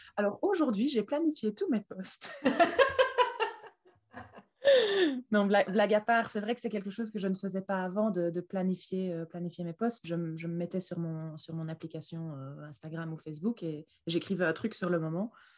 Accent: Belgium; je viens de Belgique

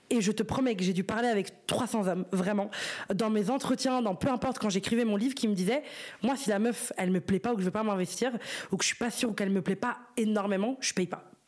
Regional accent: Brussels, Brussels-Capital Region, Belgium; C'est un mec de Paris et moi je suis de Bruxelles

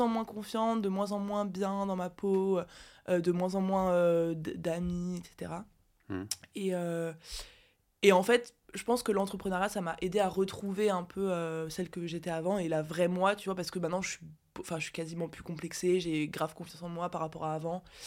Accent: Briey, Grand Est, France; je suis née à Briey

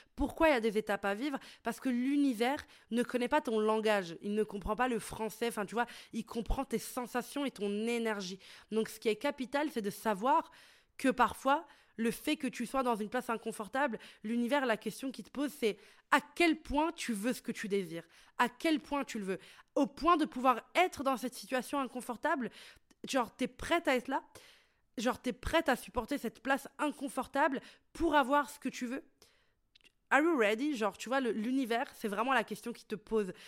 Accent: Italy; moved away as an adult; now in Brussels, Belgium; j'ai grandi en Italie

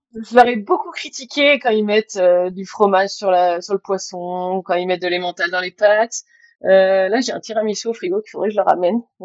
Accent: Bordeaux, Nouvelle-Aquitaine, France; moved away as an adult; also born or lived in Spain; now in Brittany, France; je suis bordelaise, j'ai vécu en Espagne

